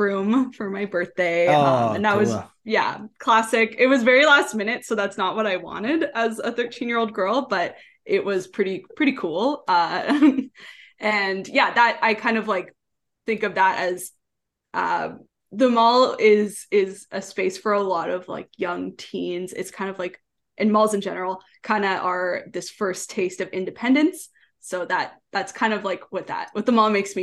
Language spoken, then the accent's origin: English; Leduc, Alberta, Canada; also born or lived in Edmonton; I grew up in Leduc. I was born in Edmonton, but I grew up in Leduc.